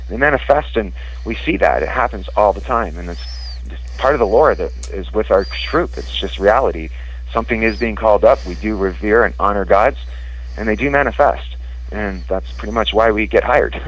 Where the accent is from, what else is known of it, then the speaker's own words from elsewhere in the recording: Scotland, United Kingdom; I was born in Scotland, and my father was a drummer in uh, a Prince of Orange